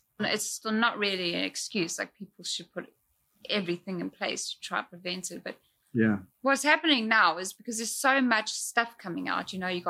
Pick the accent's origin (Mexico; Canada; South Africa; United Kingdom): South Africa; moved away; growing up in South Africa, it's like life is harder there